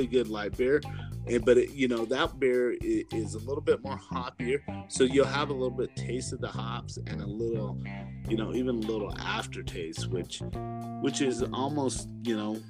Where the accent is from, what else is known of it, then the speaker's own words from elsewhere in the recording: Colorado, United States; we're from Colorado